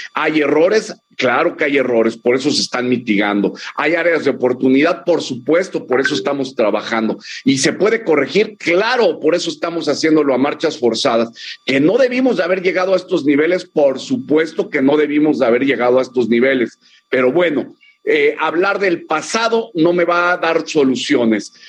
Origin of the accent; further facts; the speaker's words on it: Mexico; como un mexicano